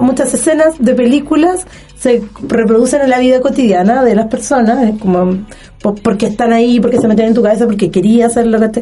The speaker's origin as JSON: {"language": "Spanish", "town": "Puerto Montt", "region": "Los Lagos", "country": "Chile", "moved": "yes", "lives_now": "Los Ríos, Chile", "said": "yo soy de Puerto Montt"}